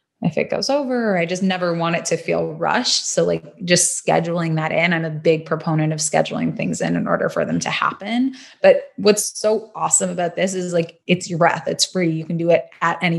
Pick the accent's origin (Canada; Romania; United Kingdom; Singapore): Canada; also born or lived in Toronto; now in Los Angeles, United States; Still repping that Canada, because I'm a Canadian girl at heart